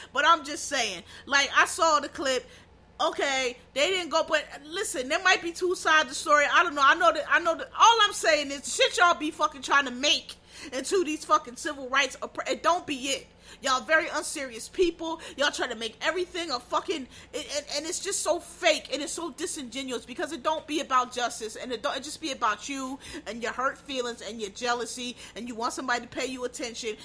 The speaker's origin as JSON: {"language": "English", "region": "Pennsylvania", "country": "United States", "said": "I'm from Pennsylvania"}